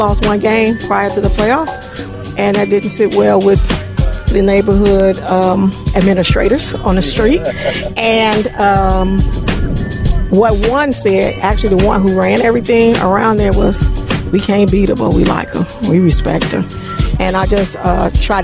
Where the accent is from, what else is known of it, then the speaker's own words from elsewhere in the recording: Chicago, Illinois, United States; I'm from Inglewood, born and raised